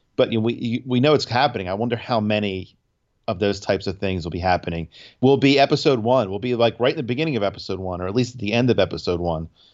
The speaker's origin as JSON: {"language": "English", "region": "New Jersey", "country": "United States", "said": "we're from Jersey"}